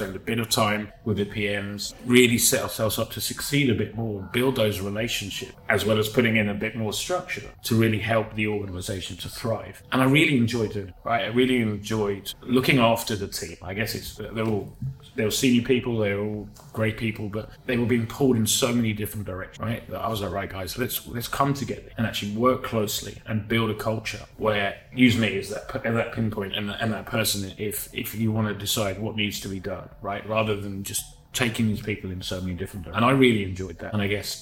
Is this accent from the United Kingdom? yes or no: yes; England, United Kingdom; also born or lived in Sweden / Australia; now in Singapore; My background, I'm from England originally